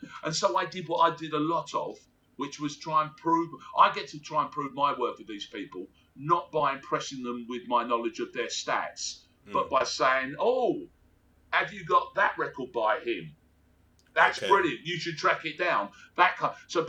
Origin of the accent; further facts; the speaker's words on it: Australia; moved away; also born or lived in England; Australia, obviously.